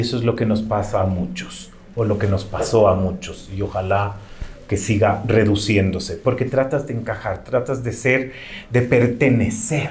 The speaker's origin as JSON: {"language": "Spanish", "country": "Ecuador", "said": "como ecuatorianos"}